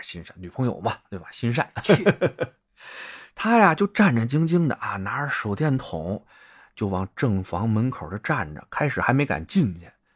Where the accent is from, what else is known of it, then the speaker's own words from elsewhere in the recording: Beijing, China; accent: Beijing dialect; 我们北京人就说“法讽”字